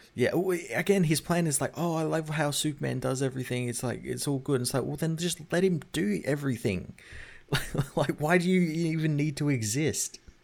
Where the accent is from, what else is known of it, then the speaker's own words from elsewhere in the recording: Australia; as an Australian